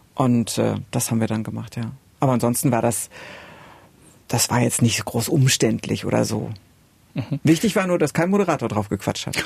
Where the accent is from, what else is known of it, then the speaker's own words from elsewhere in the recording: Oebisfelde, Saxony-Anhalt, Germany; bei uns in Übisfelde nicht so viel los war